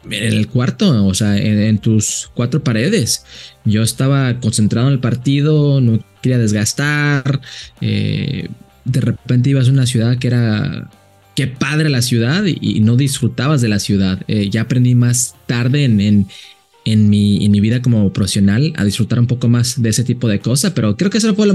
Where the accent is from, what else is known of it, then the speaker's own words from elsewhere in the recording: Jalisco, Mexico; mis papás son uno de los altos de Jalisco y aprendí mucho de, mi familia, de donde soy, eh, eh, de la cultura de, vivir eh, en, esa área de, Jalisco.